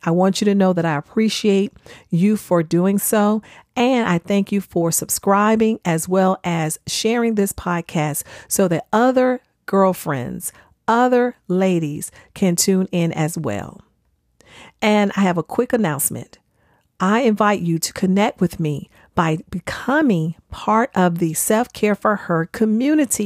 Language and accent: English; the South, United States; I'm from the South, so I know how we do sweet tea